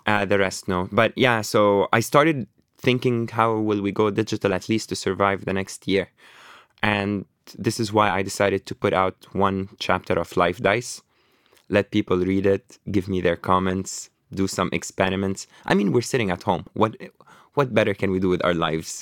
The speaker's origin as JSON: {"language": "English", "town": "Beirut", "region": "Beirut Governorate", "country": "Lebanon", "tie": "born or raised there", "also_born_or_lived": "Toronto, Canada / New York, United States", "moved": "yes", "said": "I was born in Lebanon, in Beirut, in, uh, Burj Al Barajni. I grew up in Burj Al Barajni camp, emigrated to Canada"}